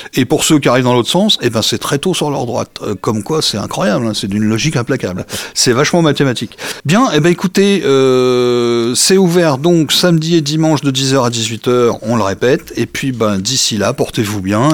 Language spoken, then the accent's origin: French; France; on est des Français